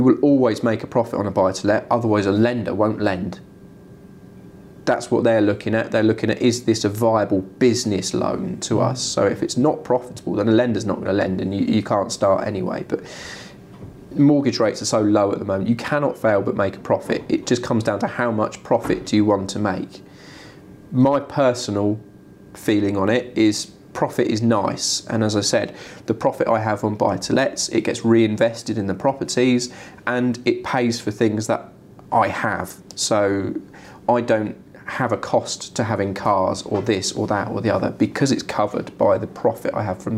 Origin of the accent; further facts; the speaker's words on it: Wokingham, Bracknell, Reading, South East England, United Kingdom; I'm from Wokingham, Bracknell, Reading traditionally. I know every house and every road of the whole town